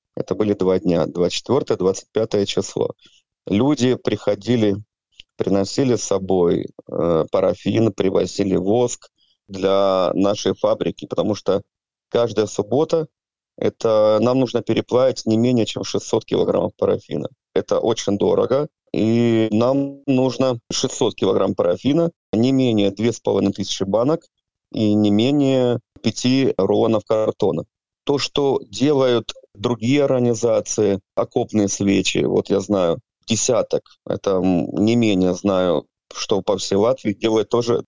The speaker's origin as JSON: {"language": "Russian", "town": "Sievierodonetsk", "region": "Luhansk Oblast", "country": "Ukraine", "tie": "born or raised there", "moved": "yes", "lives_now": "Jurmala, Latvia", "said": "Я гражданин Украины, родом с города Северодонецка, Луганской области."}